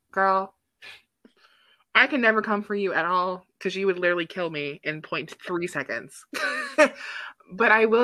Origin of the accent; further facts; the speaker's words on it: Chicago, Illinois, United States; I'm from Chicago